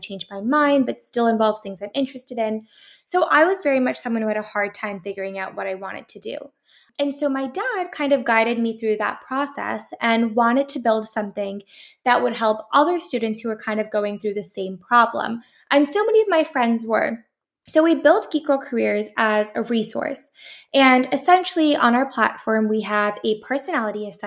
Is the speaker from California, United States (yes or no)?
yes; San Jose, California, United States; also born or lived in Syracuse, New York; I'm born and raised in San Jose, California. I'm back home